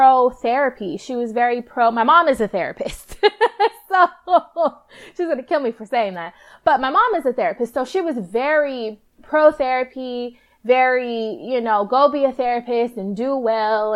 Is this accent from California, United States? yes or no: yes; Palmdale, California, United States; also born or lived in Lancaster, California; I was born and raised in Palmdale in Lancaster, California